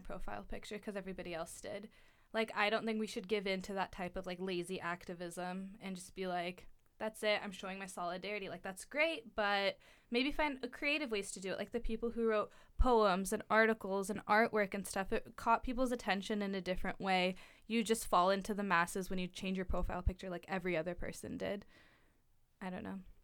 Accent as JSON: {"language": "English", "town": "Eugene", "region": "Oregon", "country": "United States", "tie": "born or raised there", "said": "I went to South Eugene, just ten minutes from here"}